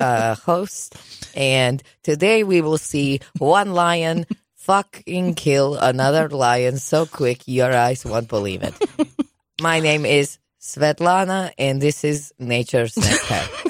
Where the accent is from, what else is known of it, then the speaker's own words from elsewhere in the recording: Russia; now in United States; I grew up in Soviet Russia